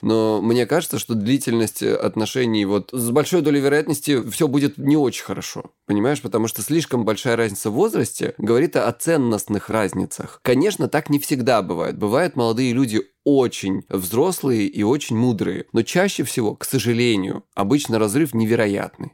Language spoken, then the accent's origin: Russian; Krasnodar Krai, Russia; я с Кубани